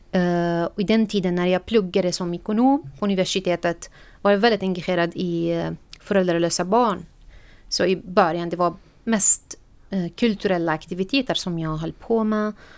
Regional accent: Syria; Swedish is a second language; moved away as an adult; now in Sweden

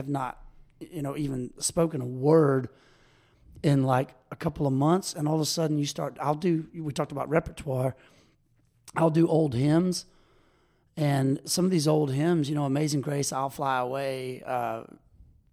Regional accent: Baton Rouge, Louisiana, United States; moved away as an adult; now in Ocean Springs, United States; I'm from Baton Rouge, Louisiana, originally

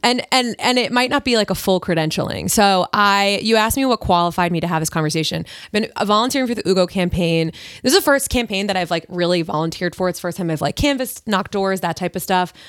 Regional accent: Long Island, New York, United States; moved away; I grew up on Long Island

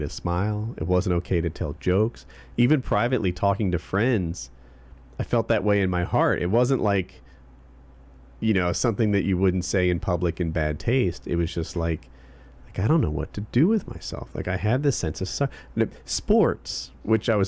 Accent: United States

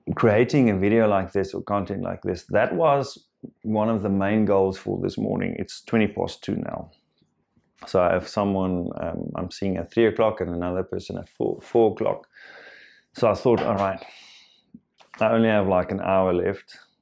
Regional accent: South Africa; first language Afrikaans; English is a second language; I am Afrikaans

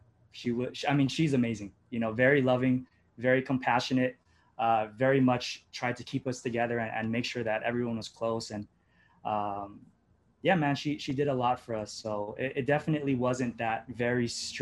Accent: Hawaii, United States; Both born and raised in Hawaii, and both grew up here, went to college here

